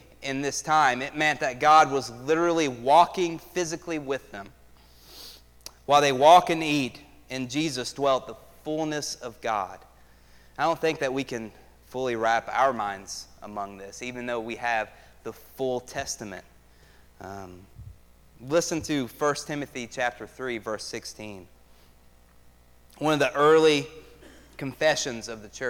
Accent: United States; I've heard this passage probably 100 times growing up in America

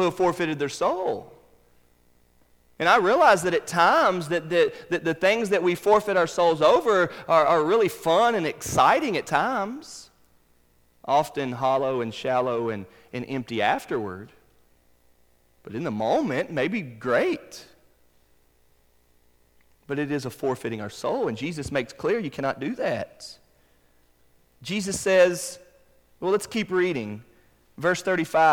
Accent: Charlotte, North Carolina, United States; Where I grew up in Charlotte, North Carolina, down the road from my parents' house

